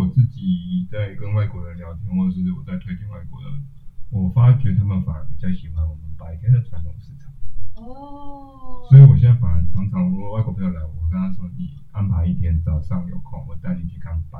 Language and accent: Chinese; Taipei, Taiwan; 身为一个台北人